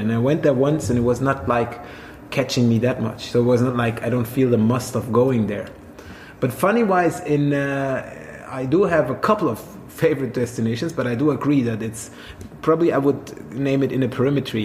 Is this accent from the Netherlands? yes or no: no; Swabia, Germany; now in Berlin, Germany; I'm I'm from a land down under as well, but it's only down under in Germany. It's uh, Swabia